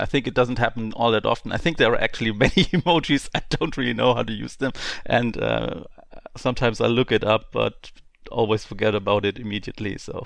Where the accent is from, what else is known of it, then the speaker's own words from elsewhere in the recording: Germany; I'm from Germany. Um, I live in the southwestern part of Germany, um, on, only forty-five minutes to the French border